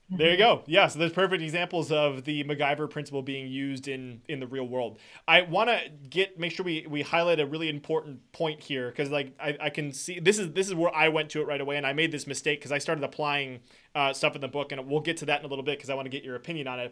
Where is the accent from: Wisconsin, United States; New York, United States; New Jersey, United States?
Wisconsin, United States; I'm from Wisconsin